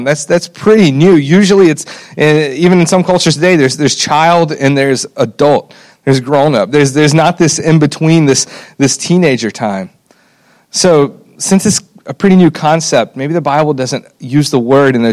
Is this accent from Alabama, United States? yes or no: yes; Alabama, United States; I grew up in Alabama, and I was blessed to be a part of a church that took discipling students very seriously